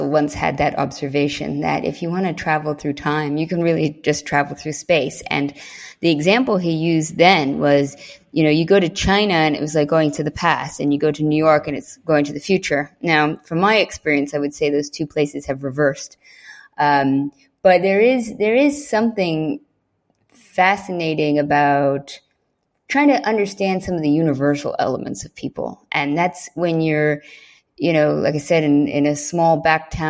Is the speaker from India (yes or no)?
no; Norway; born there; also born or lived in England / United States; I was born in Norway, and my mother's family is originally Norwegian, so I, I did grow up with a lot of Norwegian culture and my childhood. But uh, we moved to England actually when I was still a baby, about six months, and then I moved to America when I was four.